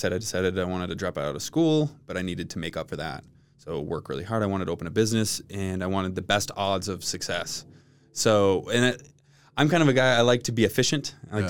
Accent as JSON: {"language": "English", "town": "Detroit", "region": "Michigan", "country": "United States", "tie": "born or raised there", "moved": "as an adult", "lives_now": "Utah, United States", "said": "So I'm from Detroit. Originally, like a suburb of Detroit, like 40 minutes outside."}